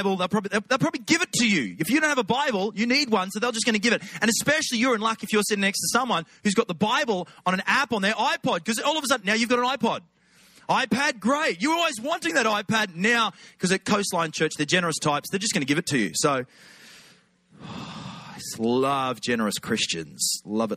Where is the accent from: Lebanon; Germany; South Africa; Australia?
Australia; accent: Aussie; Feels like home now